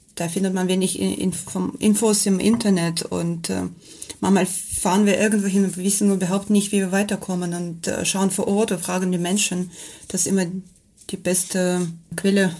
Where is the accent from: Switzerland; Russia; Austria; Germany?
Russia; Kamchatka Krai; German is a second language; moved away as an adult; bin in Kamtschatka aufgewachsen und ich habe schon als Kind äh, Vulkanausbrüche gesehen